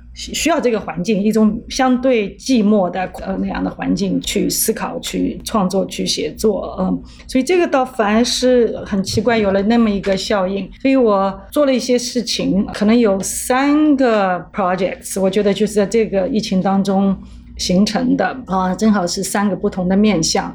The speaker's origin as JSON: {"language": "Chinese", "region": "Shanghai", "country": "China", "also_born_or_lived": "Europe", "moved": "as an adult", "lives_now": "New York, United States", "said": "因为我也是上海人"}